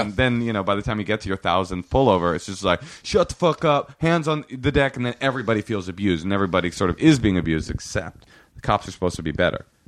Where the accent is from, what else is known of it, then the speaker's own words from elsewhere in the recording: Oakland, California, United States; I grew up in Oakland in a public school system